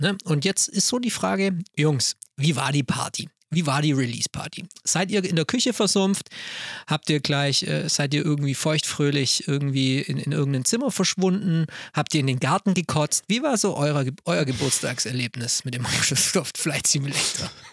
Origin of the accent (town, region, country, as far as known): Swabia, Baden-Württemberg, Germany